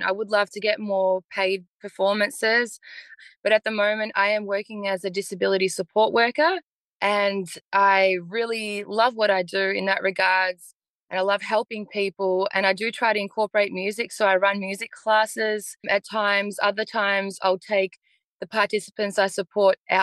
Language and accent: English; Melbourne, Victoria, Australia; also born or lived in Bosnia; I'm a local artist from Melbourne. I was born in Bosnia and migrated here with my family in 92.